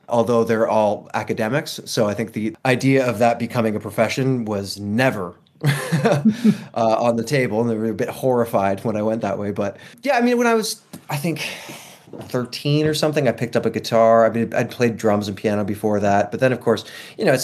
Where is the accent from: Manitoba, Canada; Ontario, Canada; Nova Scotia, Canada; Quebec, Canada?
Ontario, Canada; Toronto; moved away as an adult; also born or lived in Los Angeles; I'm from Toronto, Canada.